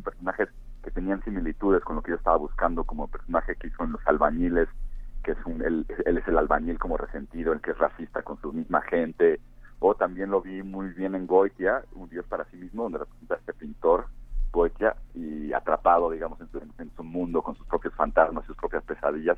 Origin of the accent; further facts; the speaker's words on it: Cuernavaca, Morelos, Mexico; en Cuernavaca, que es de donde soy yo